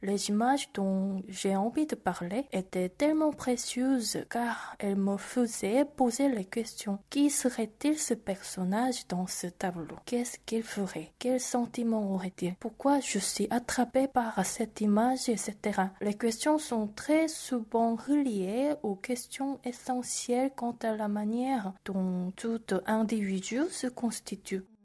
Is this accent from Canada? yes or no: no; South Korea; French is a second language; moved away as an adult; also born or lived in Bordeaux, France / Brussels, Belgium; je suis rentrée en Corée il y a déjà trois ans